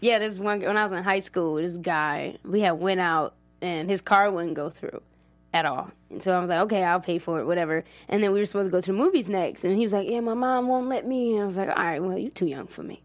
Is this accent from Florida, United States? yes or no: no; Maple Heights, Ohio, United States; moved away as an adult; now in Los Angeles, United States; I grew up in Maple Heights.